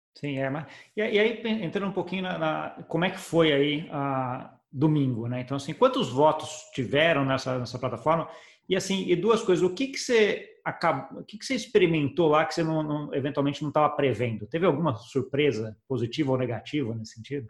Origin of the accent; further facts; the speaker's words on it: Brazil; eu, como brasileiro